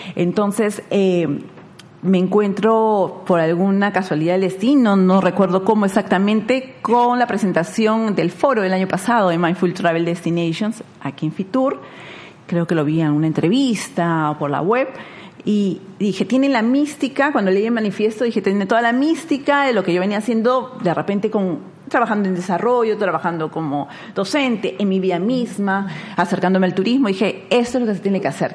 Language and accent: Spanish; Lima, Peru; nací en Lima, soy limeña